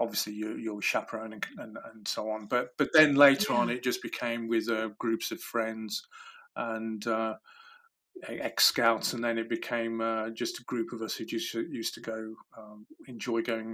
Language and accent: English; Midlands, United Kingdom; where I was brought up in the Midlands, we were only 2 hours from Wales